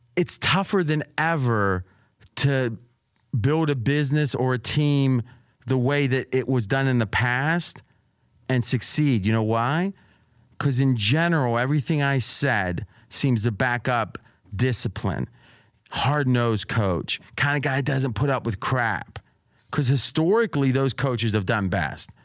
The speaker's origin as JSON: {"language": "English", "country": "United States", "tie": "born or raised there", "moved": "yes", "lives_now": "Las Vegas, United States", "said": "I grew up where I was an hour from Pittsburgh and, like, two and a half hours from Cleveland."}